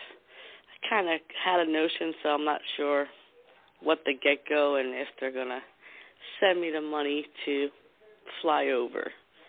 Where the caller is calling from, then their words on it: New Jersey, United States; from New Jersey.